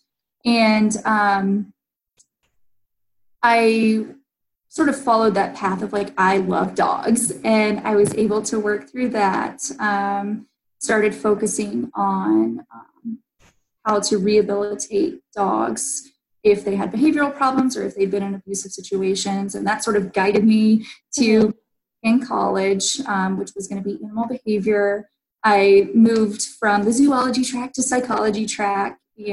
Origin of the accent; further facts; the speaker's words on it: Newnan, Georgia, United States; I grew up in Noonan